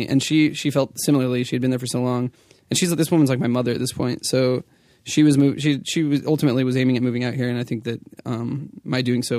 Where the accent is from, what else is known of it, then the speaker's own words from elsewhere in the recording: California, United States; also born or lived in Tucson, United States; I feel like I've always identified as a Californian. I was born in Arizona.